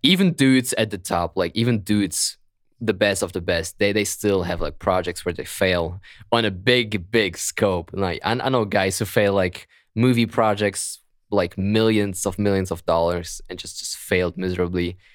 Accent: Germany; accent: German; English is a second language; my beautiful German accent

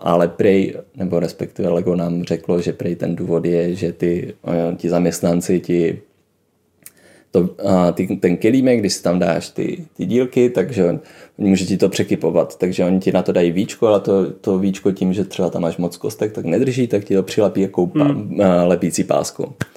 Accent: Brno, South Moravian Region, Czechia; moved away; jsem byl z Brna

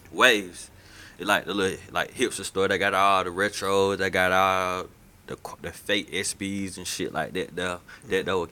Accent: Macon, Georgia, United States; I'm from, I'm from, I'm from Macon, bro. It get hot, it get muggy, bro.

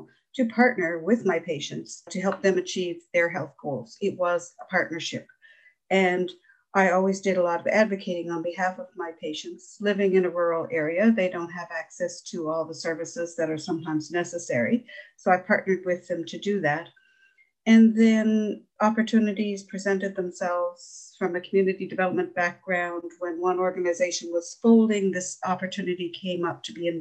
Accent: Ontario, Canada; also born or lived in Newfoundland; now in Norris Point, Canada; I'm originally from Ontario, but I've lived in Newfoundland for over 30 years.

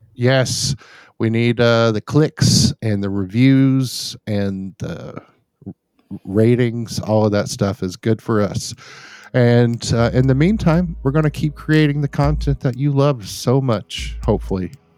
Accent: United States; an American, um, who's lived all my life in America

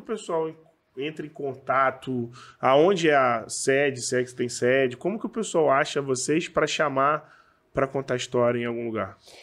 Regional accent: Rio de Janeiro, Brazil; accent: carioca; eu sou do Rio de Janeiro, eu sei que carioca tem sotaque pra caramba

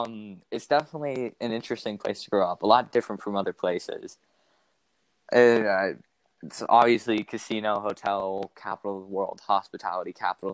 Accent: Las Vegas, Nevada, United States; the kid heard that I was from Vegas

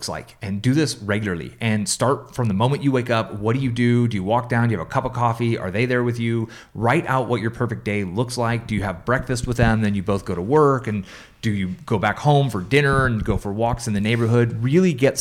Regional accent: San Francisco, California, United States; moved away; also born or lived in Albuquerque, New Mexico; I grew up in San Francisco

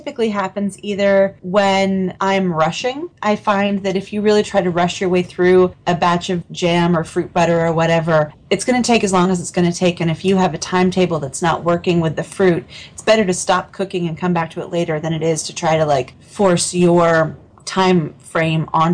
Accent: Portland, Oregon, United States; I grew up in Portland, Oregon

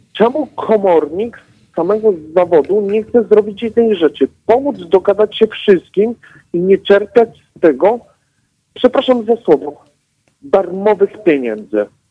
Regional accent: Katowice, Silesian Voivodeship, Poland; jestem z Katowic

